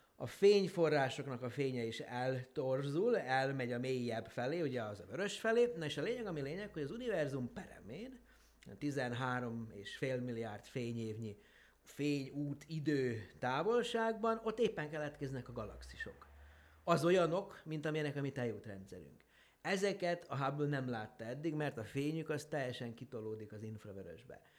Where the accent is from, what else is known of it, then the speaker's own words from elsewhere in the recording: Horgoš, Vojvodina, Serbia; Ugye én Horgoson nőttem föl, az ugye mai Szerbiában, akkor Jugoszláviában volt található